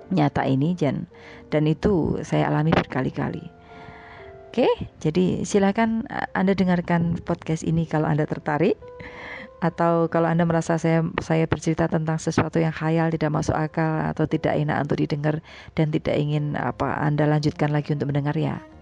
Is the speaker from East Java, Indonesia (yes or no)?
no; Semarang, Central Java, Indonesia; moved away as an adult; now in Jakarta, Indonesia; saya pulang ke ke kampung halaman saya mudik gitu ya ke Jawa dan sebelum siaran saya pulangnya naik kereta pagi jadi dari Semarang